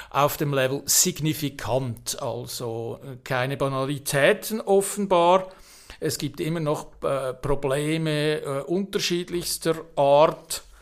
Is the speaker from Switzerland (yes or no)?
yes; Switzerland; Ich als äh, Schweizer Patriot bin natürlich ein bisschen traumatisiert